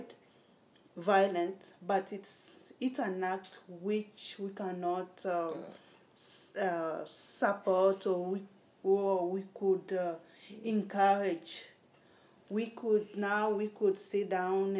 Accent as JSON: {"language": "English", "country": "DR Congo", "said": "We are from Congo in Africa, my country Congo, which was colonized by Belgium"}